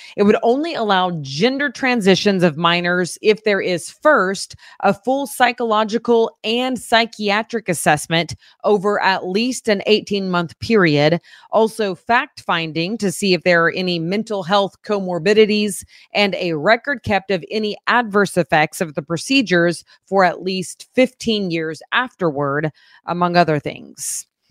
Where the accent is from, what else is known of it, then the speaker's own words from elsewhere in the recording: Fort Gibson, Oklahoma, United States; moved away; I am from Oklahoma.